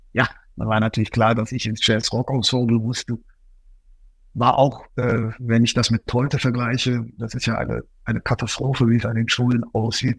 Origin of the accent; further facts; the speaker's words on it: Cologne, North Rhine-Westphalia, Germany; moved away; also born or lived in Ruhr area; Ich komme ja auch ursprünglich aus Köln